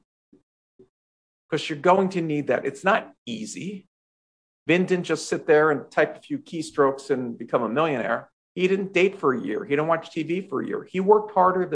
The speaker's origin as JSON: {"language": "English", "town": "Philadelphia", "region": "Pennsylvania", "country": "United States", "tie": "born or raised there", "said": "I grew up in Philadelphia, home of the Eagles football team"}